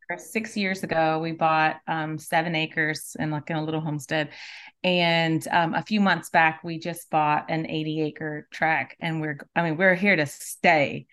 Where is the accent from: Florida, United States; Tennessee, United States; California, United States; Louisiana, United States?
Louisiana, United States; South; moved away as an adult; now in Alabama, United States; my entire family, all of us are actually from South Louisiana, including my husband